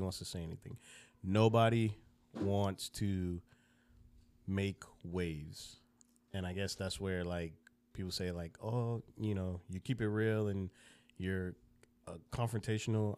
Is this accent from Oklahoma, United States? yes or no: no; Broward County, South Florida, United States; also born or lived in Jamaica / Lauderhill, Florida / Davie, Florida; I grew up in Broward County, um, which is, if you don't know, it's north of Miami.